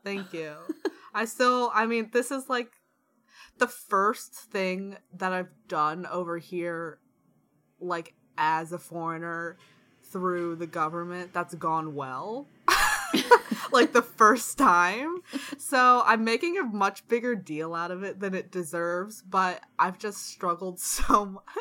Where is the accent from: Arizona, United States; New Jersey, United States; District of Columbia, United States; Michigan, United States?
District of Columbia, United States; Washington; moved away